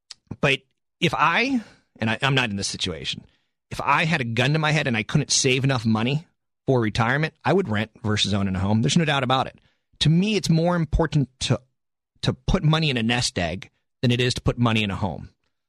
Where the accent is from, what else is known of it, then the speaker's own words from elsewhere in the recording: East Coast, United States; moved away; And I came from the East Coast 8 years ago.